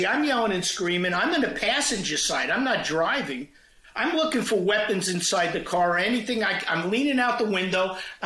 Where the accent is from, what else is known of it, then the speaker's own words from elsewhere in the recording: New York City, New York, United States; moved away as an adult; also born or lived in Virginia; I grew up in Queens, New York. I grew up in Ozone Park.